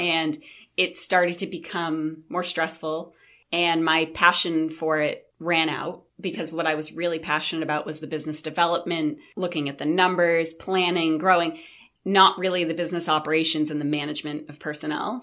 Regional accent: Brewer, Maine, United States; I grew up right in Brewer, Maine.

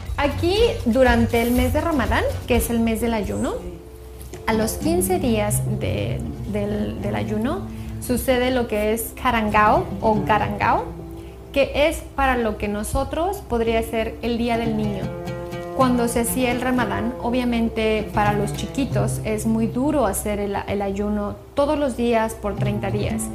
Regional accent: Mexico; moved away as an adult; now in Qatar; en mi país

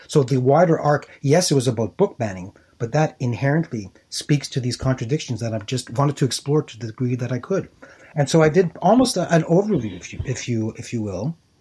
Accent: Montreal, Quebec, Canada; where I grew up, born and raised in Montreal

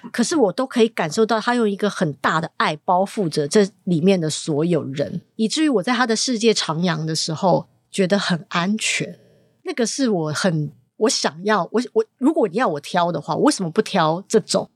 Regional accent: Taiwan; also born or lived in Hong Kong (family background); 我是一个香港背景，但是在嗯。台湾长大的女生

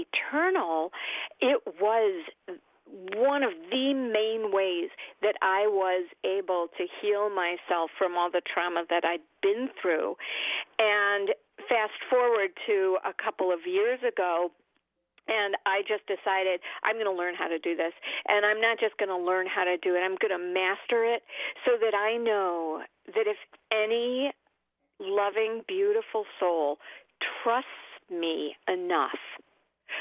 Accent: Oak Park, Illinois, United States; I am from Oak Park, Illinois, wonderful town, intellectual, lots and lots of opportunities to act and to sing and to just, you know, be me

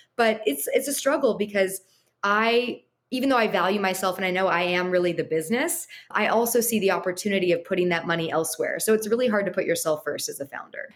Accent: Los Angeles, California, United States; growing up in Los Angeles and going to USC

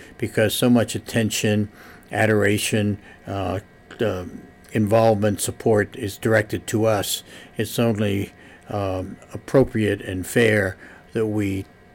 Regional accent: Pittsburgh, Pennsylvania, United States; moved away; my days in growing up in South Pittsburgh

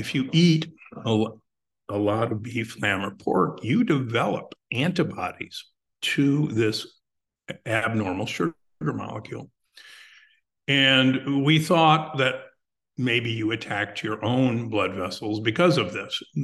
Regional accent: Omaha, Nebraska, United States; I grew up in Omaha, Nebraska

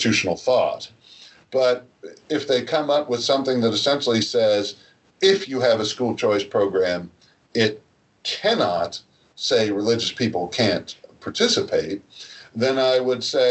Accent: New Jersey, United States; I'm from New Jersey

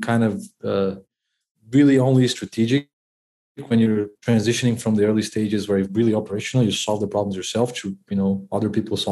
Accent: Brazil; I'm from Brazil

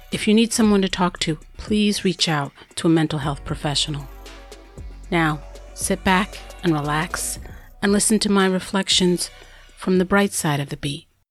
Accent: New York City, New York, United States; accent: New York; I'm a New Yorker there's an accent I'm supposed to have. Truthfully, I have it

